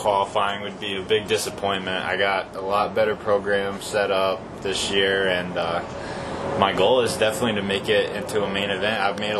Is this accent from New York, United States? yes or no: no; Woodstock, Connecticut, United States; We're from Connecticut. I'm from Woodstock.